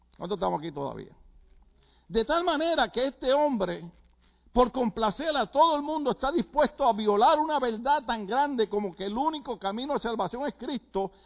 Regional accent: Puerto Rico; moved away; en Puerto Rico usted sabe que lo que nos gusta es la salsa

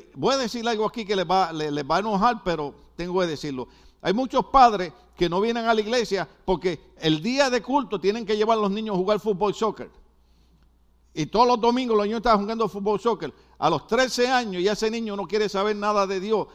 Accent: Guadalajara, Jalisco, Mexico; Yo soy de Guadalajara.

